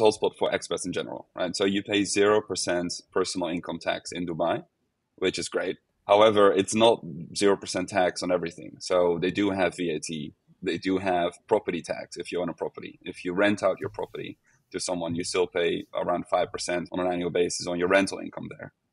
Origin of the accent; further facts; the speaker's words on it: Netherlands; now in Portugal; I'm from the Netherlands, so I've, I've kept working for the Netherlands